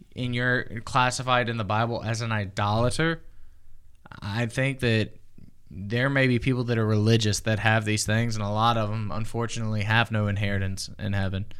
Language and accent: English; the South, United States; I'm from the South